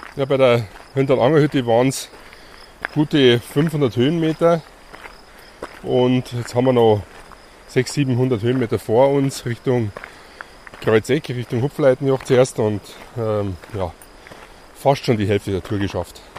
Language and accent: German; Grainau, Bavaria, Germany; das Werdenfelser Land, Greinau als, als mein Heimatdorf